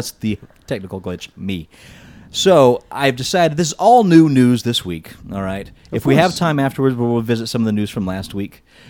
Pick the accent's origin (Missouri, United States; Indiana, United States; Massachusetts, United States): Indiana, United States; I grew up in Indiana.